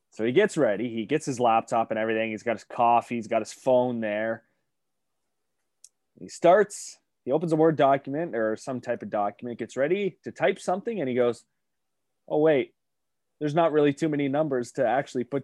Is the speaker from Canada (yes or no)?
yes; Canada; we're Canadian